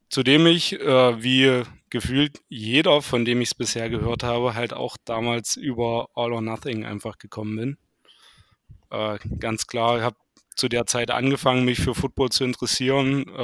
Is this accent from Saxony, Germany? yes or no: yes; Saxony, Germany; now in Bad Düben, Germany; Ich äh, komme ähm, aus dem Landkreis Nordsachsen, wohnhaft in Bad Düben. Das ist circa 30 Kilometer nördlich